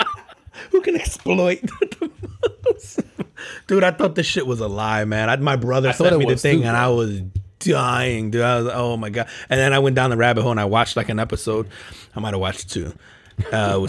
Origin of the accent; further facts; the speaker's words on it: Newark, New Jersey, United States; also born or lived in Elizabeth, New Jersey; I grew up in Newark, New Jersey, man, and Elizabeth